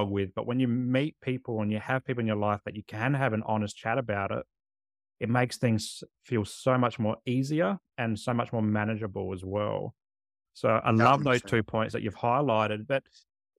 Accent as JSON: {"language": "English", "town": "Adelaide", "region": "South Australia", "country": "Australia", "tie": "born or raised there", "also_born_or_lived": "Canberra", "moved": "as an adult", "said": "Growing up in Adelaide myself, and it's so hot in summer."}